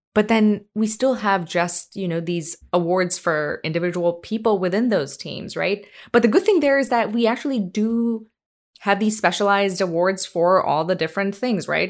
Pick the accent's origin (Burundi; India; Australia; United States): India; moved away; growing up in India, I mean, like, when I was a kid